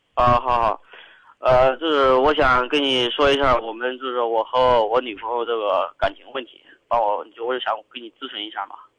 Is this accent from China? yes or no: yes; Kaifeng, Henan, China; moved away as an adult; now in Zhengzhou, China; 我们家都是开封的